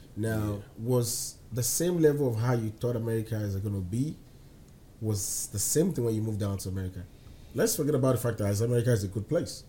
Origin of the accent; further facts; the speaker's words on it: Nigeria; now in United States; how we live back home